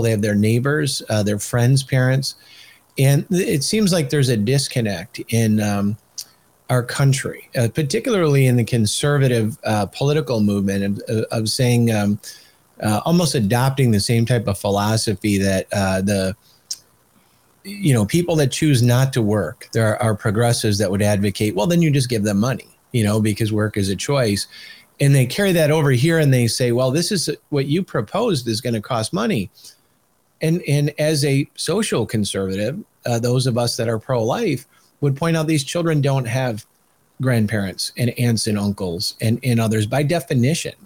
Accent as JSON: {"language": "English", "region": "Michigan", "country": "United States", "said": "I'm from Michigan"}